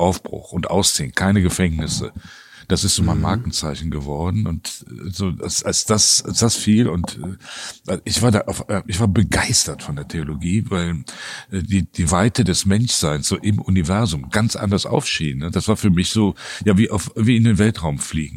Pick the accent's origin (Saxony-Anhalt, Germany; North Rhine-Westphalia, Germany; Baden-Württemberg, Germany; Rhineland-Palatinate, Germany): North Rhine-Westphalia, Germany; Cologne; ich bin als Kind direkt quasi im Rhein aufgewachsen